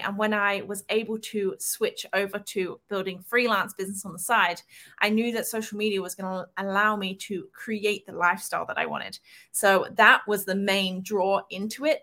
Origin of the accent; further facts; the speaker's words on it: England, United Kingdom; I'm English